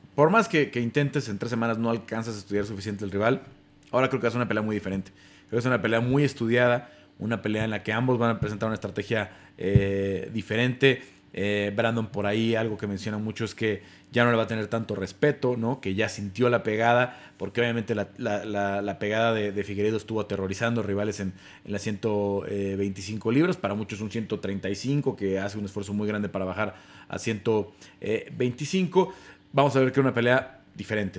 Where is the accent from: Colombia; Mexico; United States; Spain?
Mexico; los dos somos mexicanos